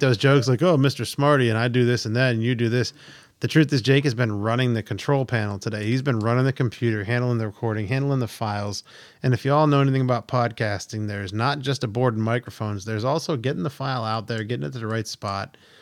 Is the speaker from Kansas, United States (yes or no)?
no; Pennsylvania, United States; I grew up in the Pennsylvania coast.